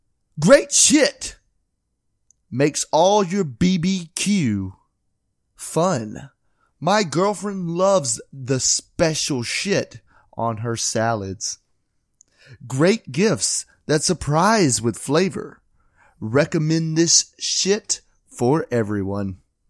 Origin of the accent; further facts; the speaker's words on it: West Virginia, United States; Yeah, so I'm from West Virginia and I ….